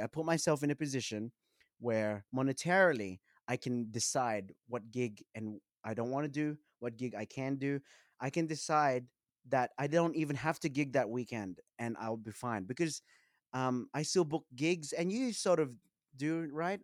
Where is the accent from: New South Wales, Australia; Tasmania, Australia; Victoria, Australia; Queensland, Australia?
New South Wales, Australia; Sydney; I grew up in Western Sydney